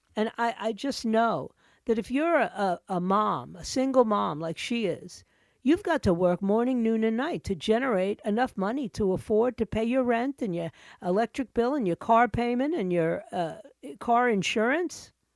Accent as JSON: {"language": "English", "town": "New York City", "region": "New York", "country": "United States", "tie": "born or raised there", "also_born_or_lived": "Fort Lauderdale", "moved": "yes", "lives_now": "Coconut Creek, United States", "said": "I was born and raised in New York City"}